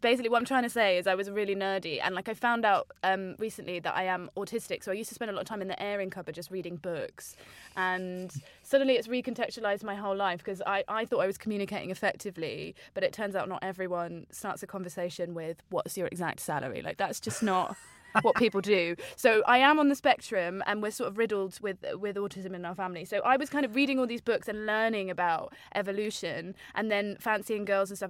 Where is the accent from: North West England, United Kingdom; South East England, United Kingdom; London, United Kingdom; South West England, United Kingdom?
South East England, United Kingdom; Margate; in my hometown of Margate